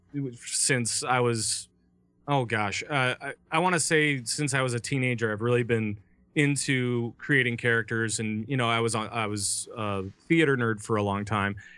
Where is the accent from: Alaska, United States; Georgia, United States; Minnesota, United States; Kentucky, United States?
Minnesota, United States; I'm from Minnesota